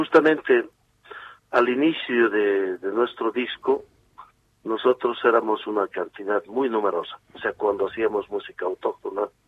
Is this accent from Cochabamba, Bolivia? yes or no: yes; Cochabamba, Bolivia; Hay músicos que son de Potosí, yo soy de Cochabamba con uno con otro integrante más pero en realidad es una fusión de nuestra propia cultura integrantes de todos los departamentos del país